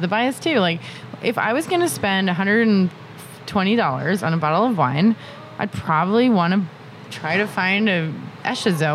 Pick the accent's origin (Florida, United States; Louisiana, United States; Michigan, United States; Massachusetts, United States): Massachusetts, United States; I'm like from Massachusetts